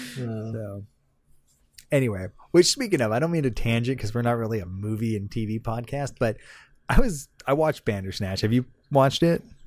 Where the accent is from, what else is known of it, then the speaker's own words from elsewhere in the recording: Southern California, United States; I'm from Southern California. I went to Disneyland all the time.